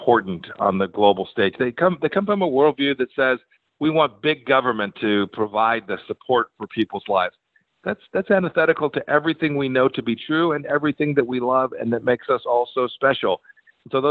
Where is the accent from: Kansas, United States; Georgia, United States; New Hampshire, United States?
Kansas, United States; my home state in Kansas.